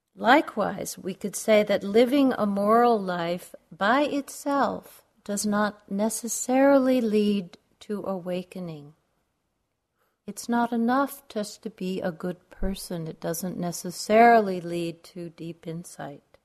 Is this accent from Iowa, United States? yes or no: no; New York, United States; now in Arizona, United States; I grew up in New York